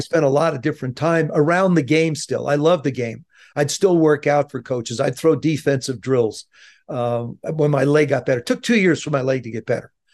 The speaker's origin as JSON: {"language": "English", "town": "South River", "region": "New Jersey", "country": "United States", "tie": "born or raised there", "moved": "as an adult", "said": "I grew up in South River, New Jersey"}